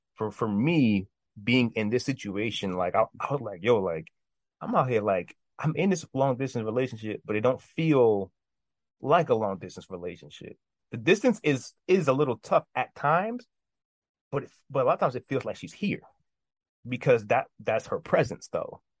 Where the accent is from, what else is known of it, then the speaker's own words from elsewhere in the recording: New York, United States; I'm from New York. As of right now, I'm in New York, born and raised.